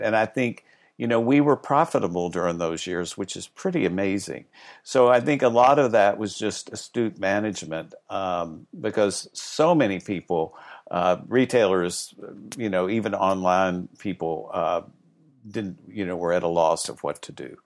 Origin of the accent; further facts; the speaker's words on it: the South, United States; when I was young, I grew up in the South